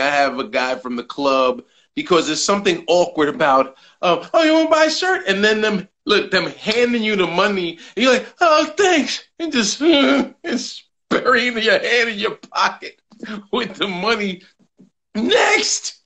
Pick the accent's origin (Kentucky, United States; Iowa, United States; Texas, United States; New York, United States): New York, United States; New York City; I'm a New Yorker